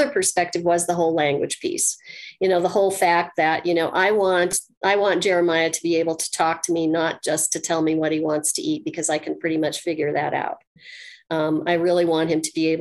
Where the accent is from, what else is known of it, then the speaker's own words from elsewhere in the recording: Colorado, United States; I'm from Colorado.